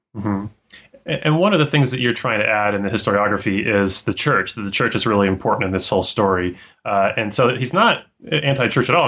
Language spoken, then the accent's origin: English; Colorado, United States; growing up in Colorado